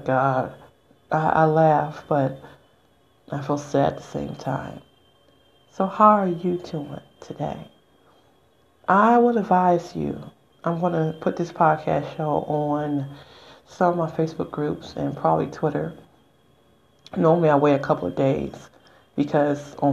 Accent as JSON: {"language": "English", "country": "United States", "tie": "born or raised there", "said": "I'm just an American citizen, so born and raised."}